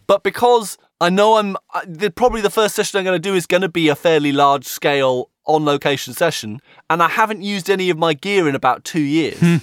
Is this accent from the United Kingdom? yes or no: yes; United Kingdom; as a Brit